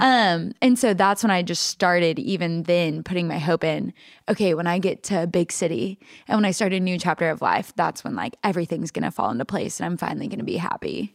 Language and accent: English; Alva, Oklahoma, United States; moved away; also born or lived in Texas; I grew up in a really small town called Alva, Oklahoma